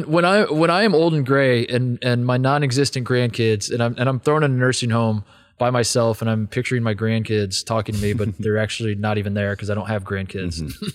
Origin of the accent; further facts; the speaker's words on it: Midwest, United States; I am cut from the Midwestern cloth of, if I don't feel well, I don't go to the doctor.